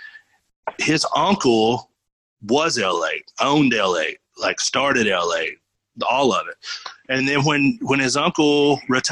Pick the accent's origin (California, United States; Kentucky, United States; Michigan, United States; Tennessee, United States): Kentucky, United States; Prestonsburg; I'm from Eastern Kentucky originally, Prestonsburg